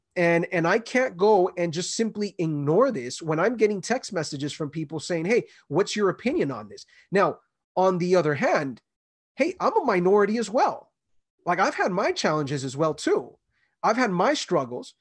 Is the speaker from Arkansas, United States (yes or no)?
no; Los Angeles, California, United States; I grew up in L